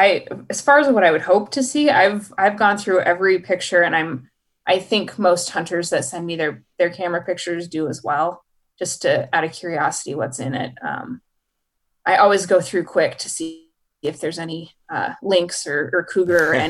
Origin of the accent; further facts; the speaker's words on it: Idaho, United States; I grew up in Idaho, and my family is a hunting family